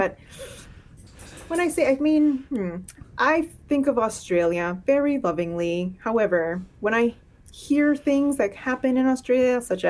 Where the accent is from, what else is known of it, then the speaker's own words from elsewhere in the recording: Miami, Florida, United States; moved away as an adult; now in Lowell, United States; I'm a Floridian. But yeah, I grew up in Miami, Florida, and I fled in my early 20s